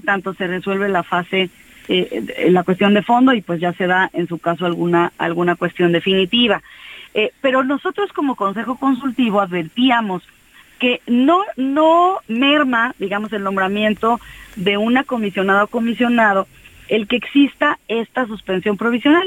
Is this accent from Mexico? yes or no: yes; Mexico; como mexicanas, como mexicanos